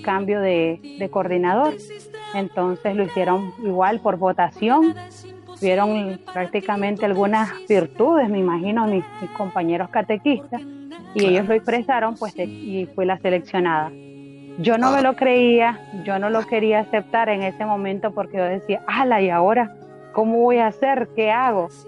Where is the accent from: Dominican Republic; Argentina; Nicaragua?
Nicaragua; Juigalpa, Chontales; moved away as an adult; now in Managua, Nicaragua; yo nací en Juigalpa, Chontales, y vivo hace ocho años aquí en Managua, Nicaragua